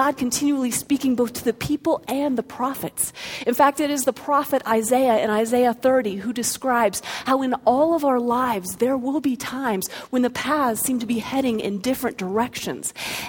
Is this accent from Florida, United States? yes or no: yes; Florida, United States; born there; also born or lived in North Carolina / Colorado; even though I was born in Florida and lived in North Carolina and finally settled in Colorado, in each of the different cities or towns that we lived in, we went to a different church.